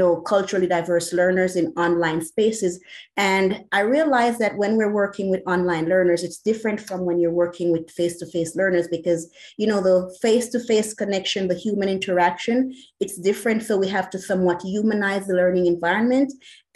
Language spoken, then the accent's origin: English; Jamaica; moved away as an adult; now in United States; I'm a migrant. I was born in Jamaica